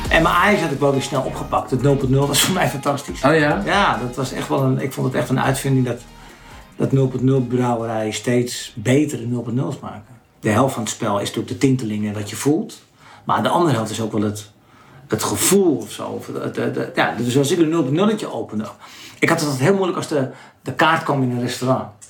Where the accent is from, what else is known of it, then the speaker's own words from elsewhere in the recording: Landsmeer, North Holland, Netherlands; ik kom uit Lansmeer, een klein dorpje.